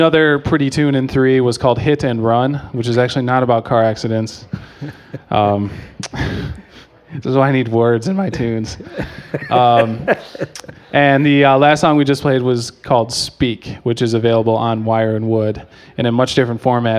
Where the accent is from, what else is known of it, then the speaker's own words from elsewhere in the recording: Chicago, Illinois, United States; And I'm from Chicago.